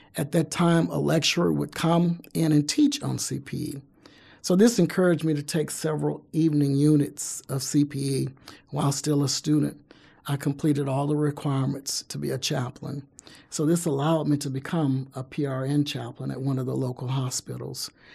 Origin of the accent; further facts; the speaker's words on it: Baton Rouge, Louisiana, United States; moved away as an adult; now in Alabama, United States; I'm originally from Baton Rouge, Louisiana. But I've been in, uh, Alabama since nineteen eighty-eight